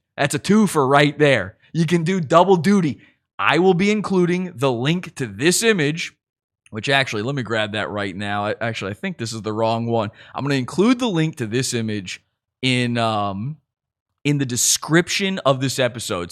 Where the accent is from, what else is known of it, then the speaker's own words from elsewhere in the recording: Virginia, United States; I'm from Virginia